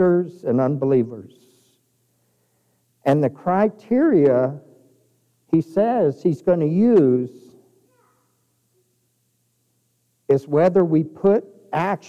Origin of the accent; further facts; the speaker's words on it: Kirtland, New Mexico, United States; now in Clovis, United States; I grew up in outside of Farmington. And I remember when I was a kid in Kirtland, New Mexico